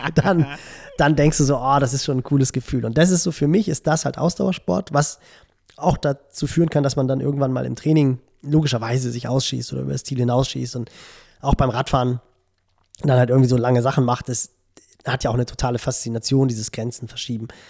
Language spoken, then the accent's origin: German; Barmstedt, Schleswig-Holstein, Germany; also born or lived in Hamburg; ich bin ja in Barmstedt groß geworden, so einen kleinen Vorort von Hamburg